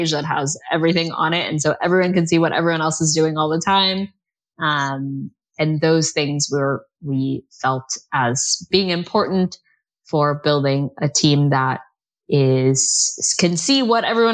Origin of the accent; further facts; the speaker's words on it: United States; now in United Kingdom; as an American